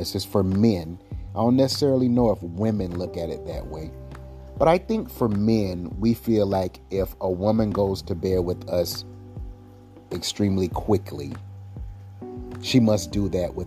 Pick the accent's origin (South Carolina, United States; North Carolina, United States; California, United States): South Carolina, United States; I'm from South Carolina.